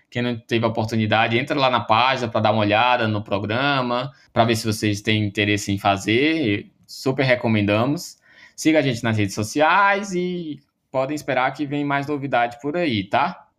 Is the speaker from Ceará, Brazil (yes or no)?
yes; Ceará, Brazil; eu sou do Ceará, né, sou da UFC